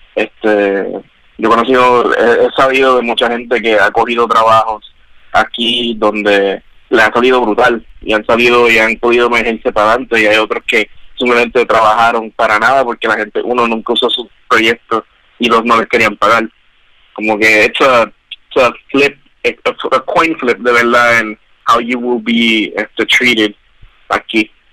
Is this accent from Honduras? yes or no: no; Guayama, Puerto Rico; Like in when where I grew up, yo soy de Guayama